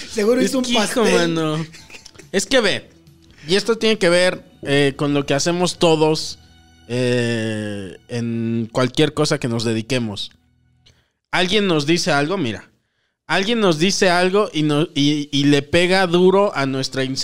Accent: Mexico; También, fíjate, no era el único mexicano.

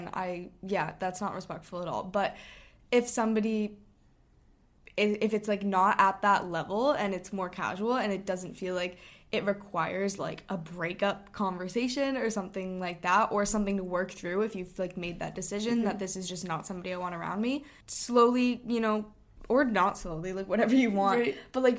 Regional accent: Hong Kong; we chose this separately, but basically we grew up in Hong Kong for our dad's job.

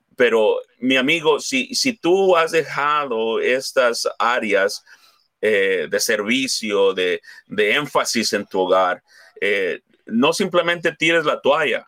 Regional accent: Mexico; somos hispanos, somos mexicanos

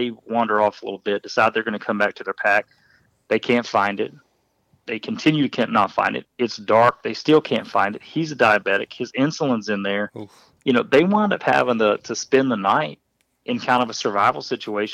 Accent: Midwest, United States; I grew up in the Midwest

